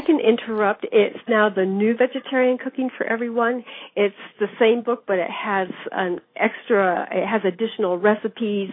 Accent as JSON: {"language": "English", "town": "Davis", "region": "California", "country": "United States", "tie": "born or raised there", "said": "I grew up in Davis, California, which is a university town in the Central Valley of California."}